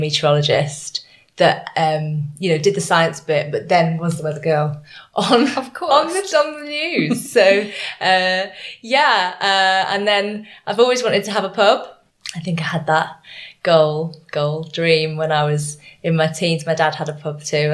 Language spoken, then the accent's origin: English; Leeds, Yorkshire and the Humber, United Kingdom; I grew up in Leeds in Yorkshire.